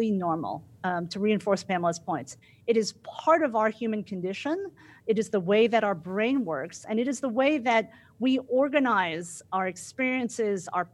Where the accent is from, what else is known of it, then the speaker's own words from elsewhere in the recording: New Jersey, United States; also born or lived in Midwest; now in Dallas, United States; I live in Dallas right now, but I'm actually from Jersey, right? No, where are you really from? Oh, well, I am totally a Jersey girl, but if you mean where I was born in the Midwest